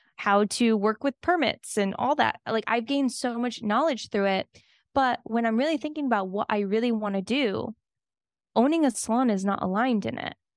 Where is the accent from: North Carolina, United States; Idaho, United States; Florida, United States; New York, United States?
Florida, United States; Miami; I'm from Miami